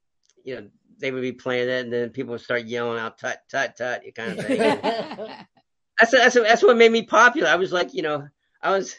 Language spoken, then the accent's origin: English; Pittsburgh, Pennsylvania, United States; moved away as an adult; also born or lived in Washington, D.C.; now in California, United States; I grew up in Pittsburgh, Pennsylvania